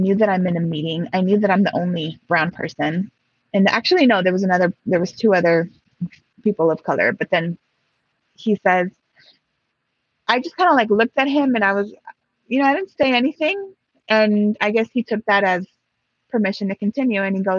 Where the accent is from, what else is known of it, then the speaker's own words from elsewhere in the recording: Mexico; born there; it's actually from the pueblo I was born in Mexico.